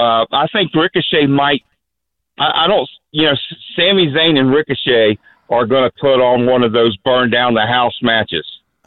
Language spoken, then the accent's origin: English; Florida, United States; I'm from Florida